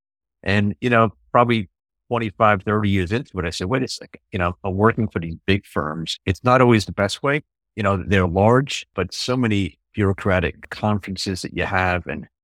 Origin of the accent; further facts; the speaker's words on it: New York City, New York, United States; Well, I grew up in New York City. Both my parents are from Europe, so I'm the first generation here in the U.S.